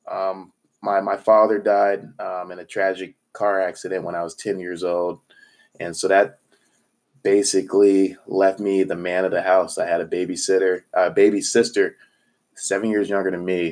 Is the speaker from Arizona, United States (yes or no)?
yes; Phoenix, Arizona, United States; moved away as an adult; also born or lived in Missouri; I'm from Phoenix, Arizona played sports through high school